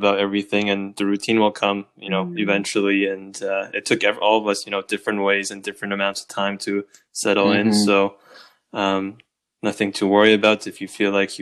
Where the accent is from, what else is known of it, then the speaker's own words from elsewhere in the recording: Windsor, Ontario, Canada; moved away as an adult; now in Ottawa, Canada; I'm from Windsor originally.